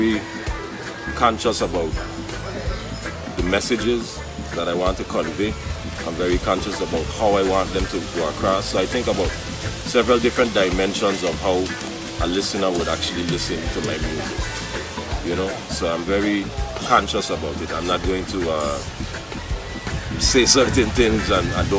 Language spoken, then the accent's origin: English; U.S. Virgin Islands; also born or lived in St. Croix; Basically, I was born in St. Croix. Moved to St. John at 7 years old. Currently living in St. John